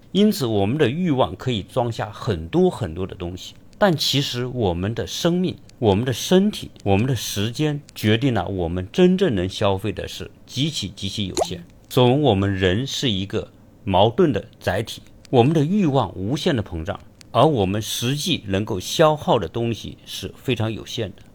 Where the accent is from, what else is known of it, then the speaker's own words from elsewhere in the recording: China; 我们中国人